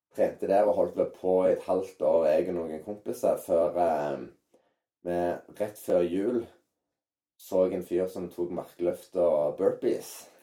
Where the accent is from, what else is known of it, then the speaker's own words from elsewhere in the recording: Norway; moved away; also born or lived in San Diego, United States; hjemme i Norge